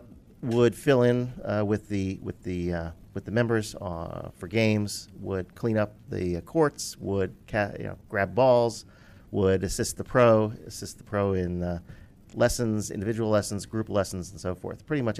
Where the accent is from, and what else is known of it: Philadelphia, Pennsylvania, United States